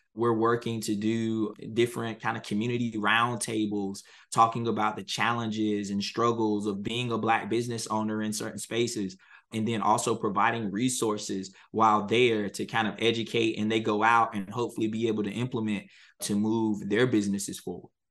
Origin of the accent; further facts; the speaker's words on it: Halifax County, North Carolina, United States; I'm a North Carolina native. I was born and raised in Halifax County, North Carolina